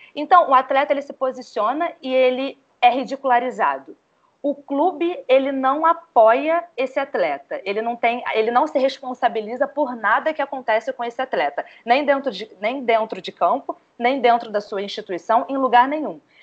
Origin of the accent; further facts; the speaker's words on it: Rio de Janeiro, Brazil; eu sou carioca, é o estádio que eu mais frequentei